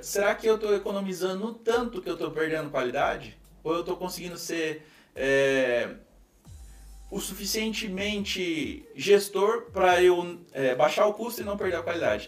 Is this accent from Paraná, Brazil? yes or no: yes; Foz do Iguaçu, Paraná, Brazil; eu moro numa tríplice fronteira, sou de Foz do Iguaçu, interior do, do Paraná